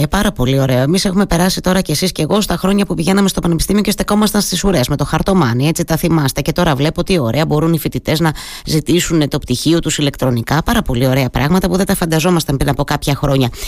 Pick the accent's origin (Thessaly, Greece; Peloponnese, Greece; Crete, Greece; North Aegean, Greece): Thessaly, Greece; Trikala; Το ξέρετε ότι τα αγαπώ πολύ, γιατί από εκεί είμαι, από τα Τρίκαλα